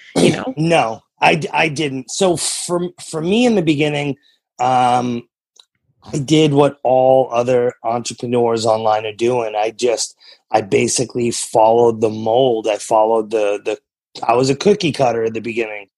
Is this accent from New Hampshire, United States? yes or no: yes; New Hampshire, United States; also born or lived in Massachusetts; now in Oklahoma, United States; I'm from New England originally. I grew up in New Hampshire. I was born in Massachusetts and I, I live in Oklahoma now